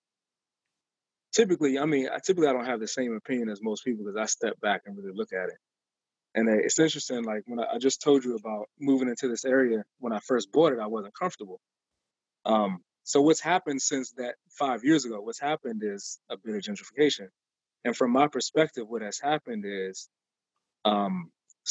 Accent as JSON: {"language": "English", "region": "Maryland", "country": "United States", "also_born_or_lived": "Upper Marlboro, Maryland", "moved": "as an adult", "lives_now": "Washington, D.C., United States", "said": "I'm from Maryland, where we got like yards and people don't walk up to your house"}